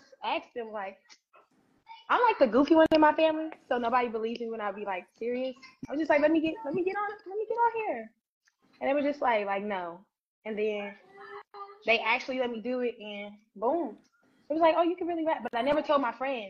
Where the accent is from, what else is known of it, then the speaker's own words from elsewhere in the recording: Louisville, Kentucky, United States; also born or lived in Chicago, Illinois; I am from Chicago, but I was raised in Louisville